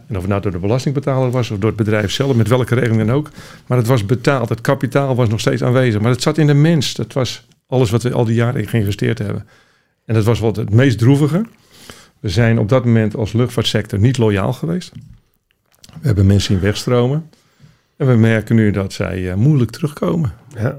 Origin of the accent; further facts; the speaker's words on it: Randstad, Netherlands; Ik kom zelf uit de Randstad